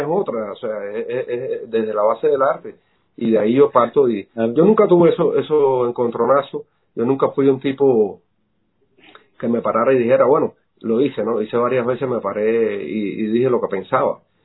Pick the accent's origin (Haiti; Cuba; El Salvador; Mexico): Cuba; now in Miami, United States; nosotros los cubanos